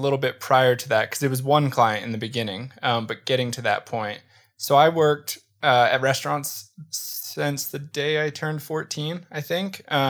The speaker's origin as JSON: {"language": "English", "town": "Baltimore", "region": "Maryland", "country": "United States", "tie": "born or raised there", "said": "I grew up in just outside of Baltimore, Maryland."}